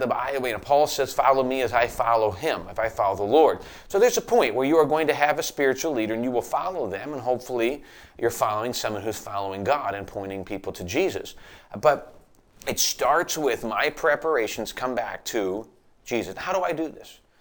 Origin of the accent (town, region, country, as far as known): United States